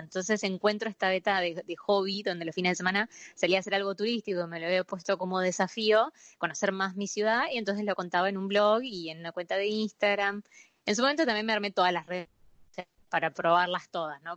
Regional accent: Buenos Aires, Argentina; soy porteño

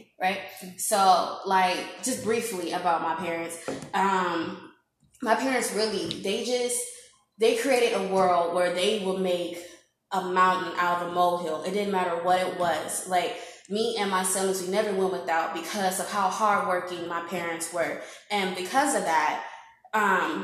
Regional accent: Zion, Illinois, United States; moved away; I am originally from Illinois, the small town of Zion in Illinois

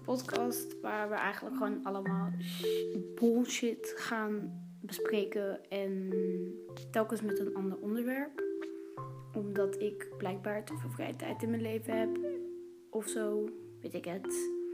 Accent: Utrecht, Netherlands; now in Antwerp, Belgium; Ik woon nu in Antwerpen. Ik ben geboren in Utrecht.

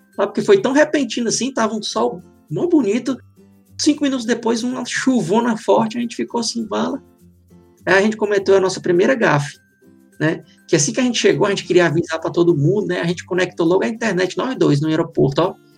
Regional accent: Fortaleza, Ceará, Brazil; moved away as an adult; now in Ireland; eu sou lá de Fortaleza

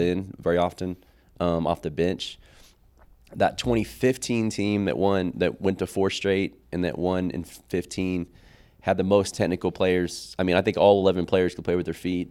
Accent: Oklahoma City, Oklahoma, United States; I came from Capitol Hill

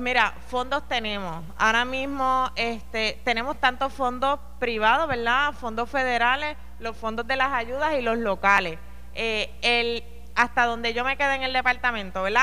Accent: Villalba, Puerto Rico; Yo soy de aquí de Villalba

